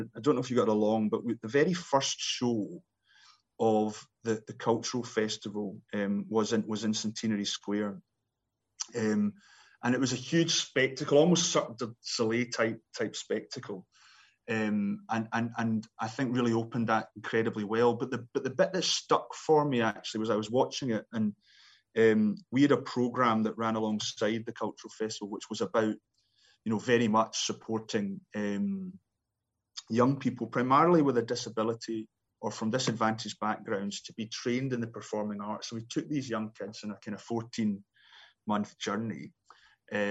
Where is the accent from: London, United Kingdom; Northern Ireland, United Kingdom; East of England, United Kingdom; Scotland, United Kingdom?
Scotland, United Kingdom; me being a Scotsman